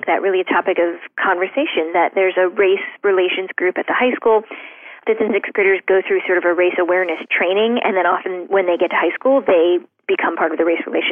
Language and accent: English; Shaker Heights, Ohio, United States; moved away; When I was growing up in Shaker Heights